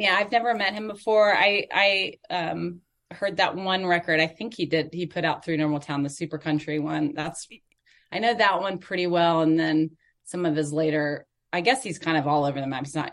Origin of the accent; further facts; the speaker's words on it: Atlanta, Georgia, United States; moved away as an adult; also born or lived in Clemson, South Carolina; now in Nashville, United States; I grew up in Northwest Atlanta.